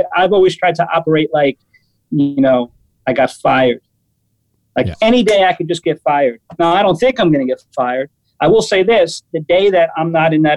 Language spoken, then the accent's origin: English; New York City, New York, United States; I'm a New Yorker. So growing up, it was like the Blue Note and MSG